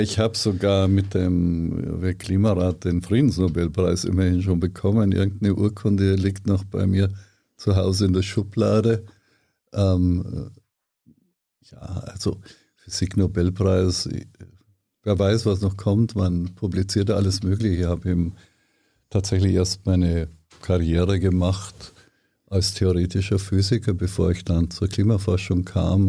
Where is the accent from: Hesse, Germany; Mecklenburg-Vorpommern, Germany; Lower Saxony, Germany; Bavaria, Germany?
Bavaria, Germany; Ortenburg; moved away as an adult; also born or lived in Potsdam; Niederbayern, Grafschaft Ortenburg, das ist ganz, ganz nahe an der österreichischen Grenze